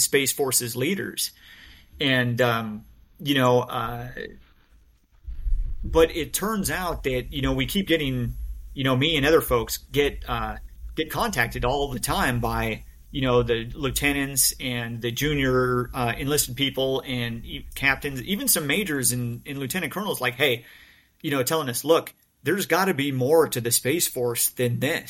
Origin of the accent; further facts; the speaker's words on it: United States; I'm an American. I'm a U.S. officer